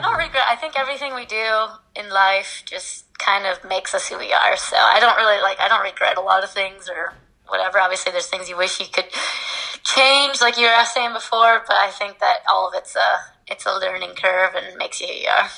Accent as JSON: {"language": "English", "region": "Midwest", "country": "United States", "tie": "born or raised there", "said": "I was brought up in the Midwest"}